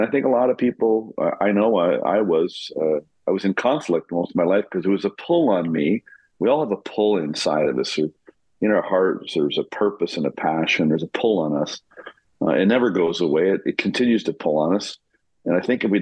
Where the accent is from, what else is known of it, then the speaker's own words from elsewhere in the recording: Canada; also born or lived in New York; I'm born and raised in Canada.